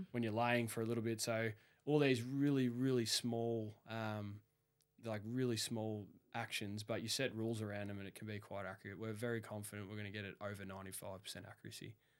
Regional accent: Melbourne, Victoria, Australia; the first builder asked where I was from, and I said Melbourne

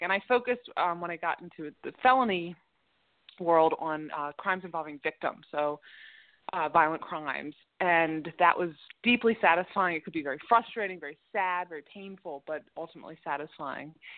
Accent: Baltimore, Maryland, United States; born and bred in Baltimore City, and I did go away to college and law school, but then came back to Baltimore right after law school

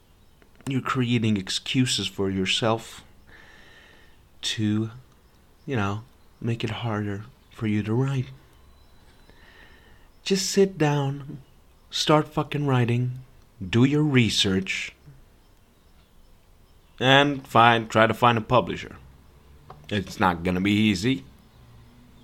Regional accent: Serbia; I'm not from America. I'm a Serbian white boy.

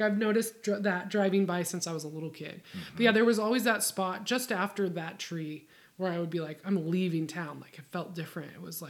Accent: Sedro-Woolley, Washington, United States; I was born in the Cedar Woolley Hospital.

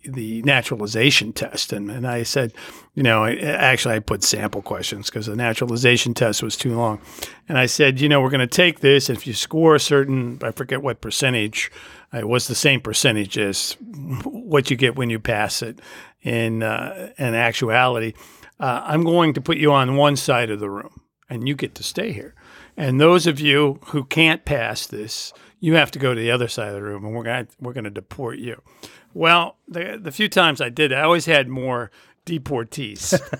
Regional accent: United States; I grew up in the United States

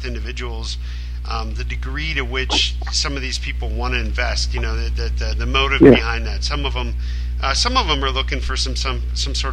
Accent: Pennsylvania, United States; moved away as an adult; also born or lived in New York / Los Angeles; I'm stuck in my hometown in Pennsylvania

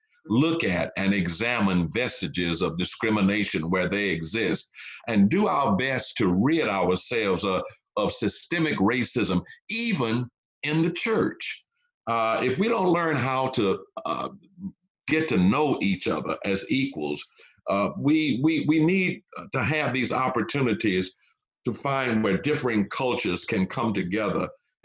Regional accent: Texas, United States; I grew up during the civil rights movement. I was born and reared in the South during the Jim Crow era. I remember the colored water fountains, the segregated facilities, and all of that.

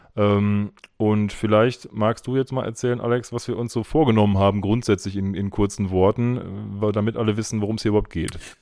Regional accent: Essen, North Rhine-Westphalia, Germany; now in Bochum, Germany; wir sind auch beide in Essen geboren

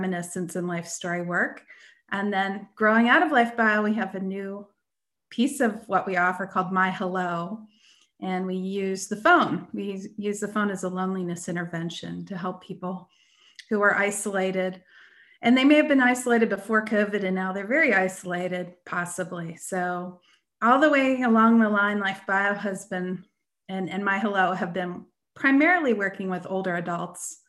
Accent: Erie, Pennsylvania, United States; I grew up in Erie, Pennsylvania

